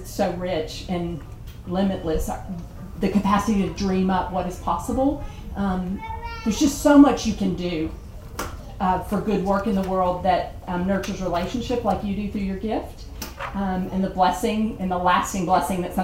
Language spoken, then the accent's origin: English; the South, United States; I'm from the South